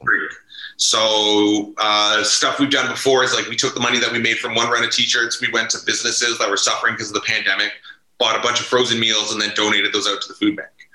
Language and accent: English; Ottawa, Ontario, Canada; I grew up in Manor Park, like right down the street on Hemlock